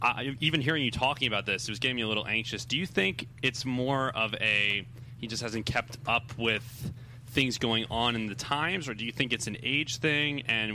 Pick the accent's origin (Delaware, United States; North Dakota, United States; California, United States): Delaware, United States; I'm from Delaware.